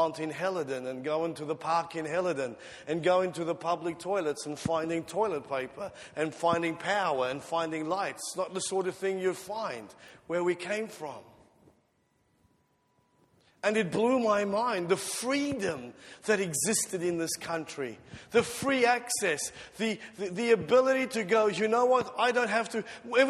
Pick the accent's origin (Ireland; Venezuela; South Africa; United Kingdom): South Africa; moved away; When I immigrated from South Africa to here, one of the first things I noticed was that there were no fences, no gates, and no burglar bars on the windows.